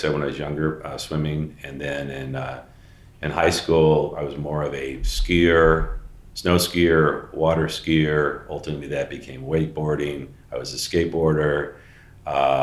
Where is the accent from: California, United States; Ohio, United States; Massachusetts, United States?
California, United States; Mission Viejo; also born or lived in San Jose, California; I grew up in Mission Viejo, down in Orange County.